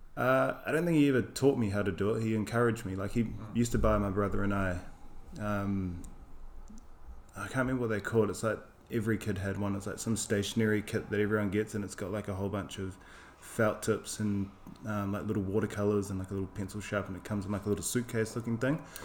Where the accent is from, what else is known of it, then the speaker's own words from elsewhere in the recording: New Zealand; now in London, United Kingdom; I'm from Aotearoa, New Zealand.